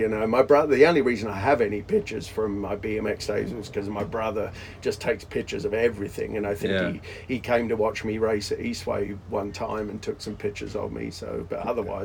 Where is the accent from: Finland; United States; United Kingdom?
United Kingdom; Surrey, South East England; moved away as an adult; also born or lived in Bedfont, London; I moved from Surrey to, my dad had this great idea of how to get out of paying child support. He would put me in an apartment he had in a really sketchy part of the outskirts of London by Heathrow Airport, a place called Bedfont